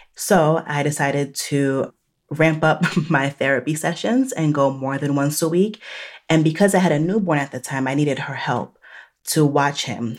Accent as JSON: {"language": "English", "region": "New Jersey", "country": "United States", "tie": "born or raised there", "also_born_or_lived": "Chicago", "moved": "as an adult", "lives_now": "Charlotte, North Carolina, United States", "said": "I am Haitian American, born and raised in New Jersey, and now living in the South"}